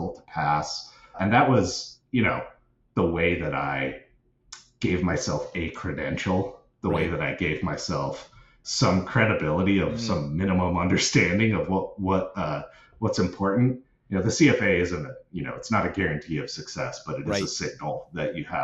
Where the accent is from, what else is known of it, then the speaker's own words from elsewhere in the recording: Seattle, Washington, United States; I grew up in the Seattle area